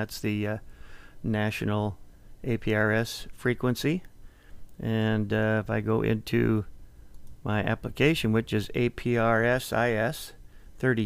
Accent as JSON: {"language": "English", "region": "Minnesota", "country": "United States", "tie": "born or raised there", "moved": "yes", "said": "my home state of Minnesota"}